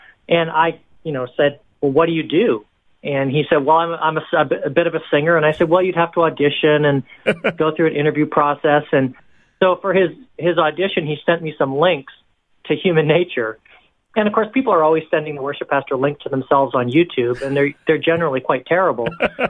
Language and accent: English; Hong Kong; also born or lived in Canada / Singapore; now in United States; Yeah, so I'm from Canada originally, and then I actually grew up in Hong Kong and Singapore. My parents were missionaries over there, so I kind of had this gypsy lifestyle.